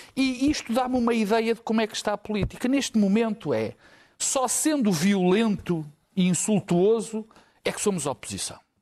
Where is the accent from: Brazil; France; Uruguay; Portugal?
Portugal; also born or lived in Lisbon / Porto; Mas eu sou português, vivo em Lisboa e vivo no Porto